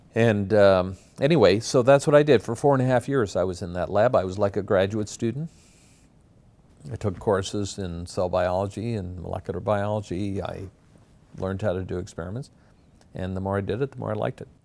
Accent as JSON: {"language": "English", "town": "Glace Bay", "region": "Nova Scotia", "country": "Canada", "tie": "born or raised there", "also_born_or_lived": "Halifax, Nova Scotia", "moved": "as an adult", "lives_now": "Toronto, Canada", "said": "I grew up in Glace Bay, Nova Scotia, which is a mining town of about 25,000 people."}